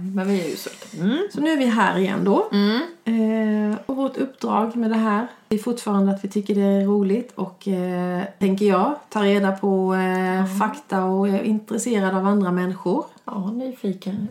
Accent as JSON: {"language": "Swedish", "town": "Urshult", "region": "Kronoberg County", "country": "Sweden", "said": "vi är från Urshult"}